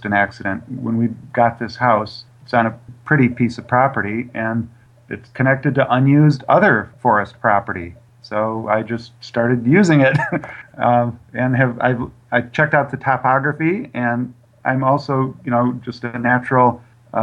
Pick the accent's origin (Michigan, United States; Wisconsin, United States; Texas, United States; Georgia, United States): Michigan, United States; near Lansing; in a little town outside of Michigan State University, near the Lansing area in Michigan